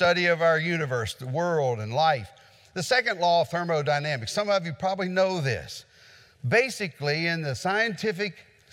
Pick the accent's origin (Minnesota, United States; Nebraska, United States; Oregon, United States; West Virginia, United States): West Virginia, United States; in West Virginia, we had a tornado recently that went through the area where I grew up